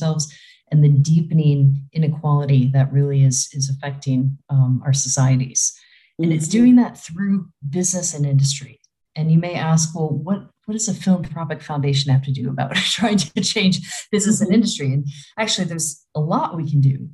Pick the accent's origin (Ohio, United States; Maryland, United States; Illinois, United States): Illinois, United States; Chicago; moved away as an adult; also born or lived in Africa; now in Switzerland; I'm originally from the Chicagoland area in Illinois